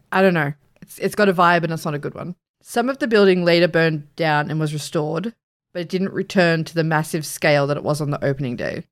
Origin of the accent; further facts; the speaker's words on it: Australia; We're Australian.